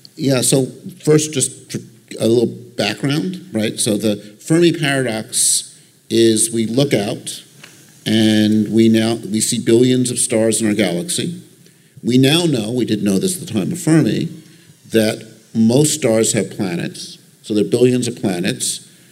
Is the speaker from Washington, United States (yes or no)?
no; Long Island, New York, United States; I grew up on Long Island.